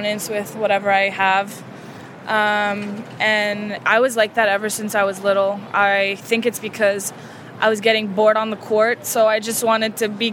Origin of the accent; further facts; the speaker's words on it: Canada; also born or lived in Romania; Born and raised in Canada.